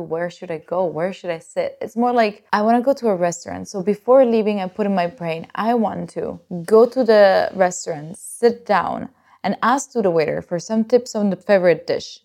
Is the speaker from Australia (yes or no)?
no; Italy; I'm from Italy